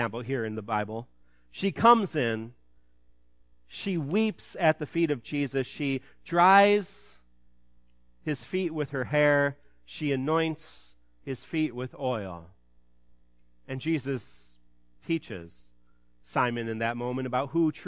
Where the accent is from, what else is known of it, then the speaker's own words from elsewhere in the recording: Ottawa, Illinois, United States; My hometown, Ottawa